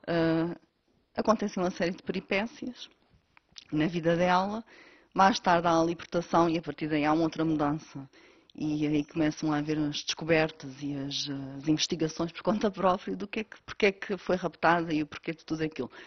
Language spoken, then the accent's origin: Portuguese; Candelária, Azores, Portugal; Sim, sou natural da Candelária do Pico, onde vivo atualmente. Nunca saí da ilha para estudar nem para trabalhar